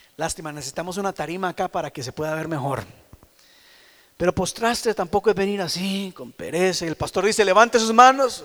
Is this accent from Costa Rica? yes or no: yes; Costa Rica; moved away; en Costa Rica hay muchos techos de lata